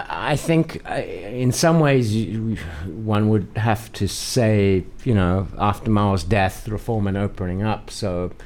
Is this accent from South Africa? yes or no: yes; South Africa; moved away as an adult; now in Beijing, China; my own home country of South Africa. I mean, I grew up in apartheid South Africa.